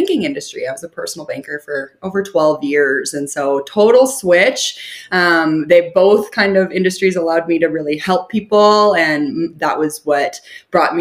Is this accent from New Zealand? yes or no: no; Calgary, Alberta, Canada; I am born and raised in Calgary, which is a big city